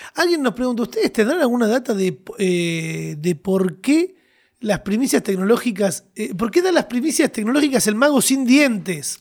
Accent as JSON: {"language": "Spanish", "country": "Argentina", "said": "Los argentinos somos gente con pasión"}